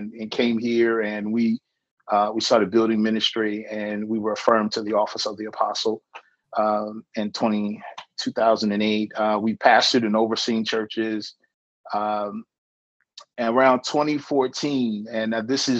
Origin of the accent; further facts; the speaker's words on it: Danville, Virginia, United States; I was born in Virginia in 1975